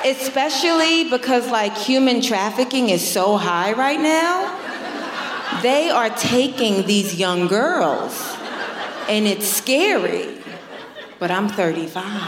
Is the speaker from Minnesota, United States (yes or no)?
no; New York, United States; I'm born and raised in New York